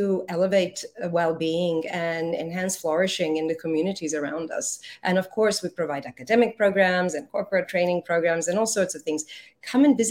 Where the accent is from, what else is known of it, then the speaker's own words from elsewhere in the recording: Croatia; now in Singapore; I happen to be Croatian. But that was a long, long time ago in my life. I have been in Singapore since 1990.